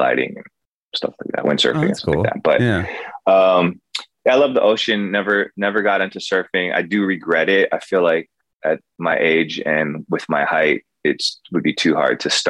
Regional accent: Kailua, Hawaii, United States; moved away; also born or lived in Nashville / Santa Barbara; I grew up mostly in Kailua, which is on the east side of Oahu

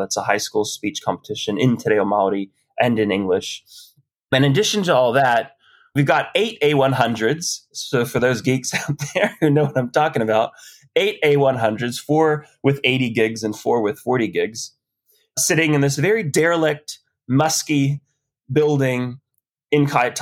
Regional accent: Hawaii, United States; now in Aotearoa (New Zealand); I'm Hawaiian.

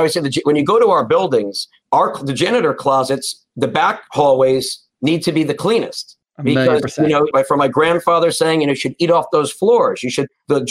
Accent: Short Hills, New Jersey, United States; I'm a Jersey boy, you know. I grew up in Essex County, you know, in Short Hills, went to public high school.

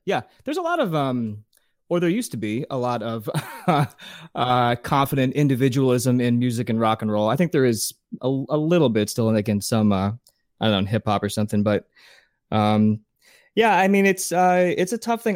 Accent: New Jersey, United States; also born or lived in Pennsylvania / Massachusetts / Arizona / Las Vegas; now in Los Angeles, United States; I grew up in New Jersey. Then we moved to Pennsylvania. I went to high school in Pennsylvania

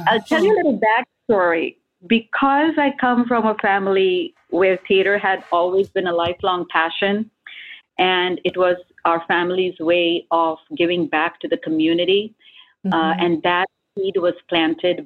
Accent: India; moved away; as an Indian

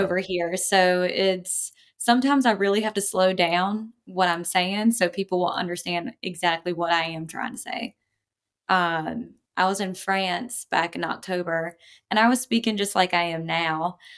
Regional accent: coast of North Carolina, United States; accent: Southern; in North Carolina, you'll have different regions, um, so I grew up on the coast, real, um, I guess you could say redneck

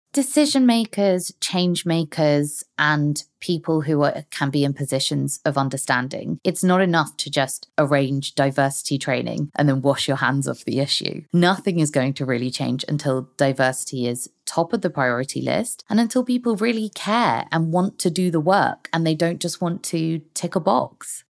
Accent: London, United Kingdom; also born or lived in Hong Kong; I've lived most of my life in London

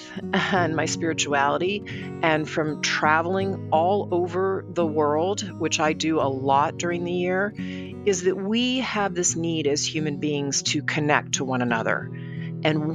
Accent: Dallas, Texas, United States; I grew up in Dallas, Texas

